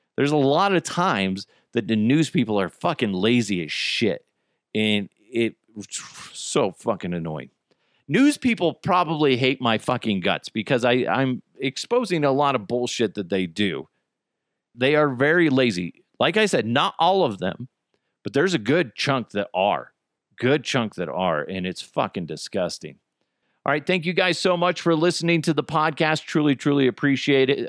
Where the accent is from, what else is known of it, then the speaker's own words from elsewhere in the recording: Broomfield, Colorado, United States; my old house where I grew up in Broomfield